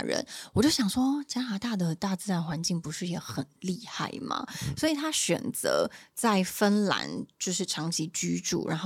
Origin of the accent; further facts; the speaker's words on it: Taiwan; 我是从台湾来的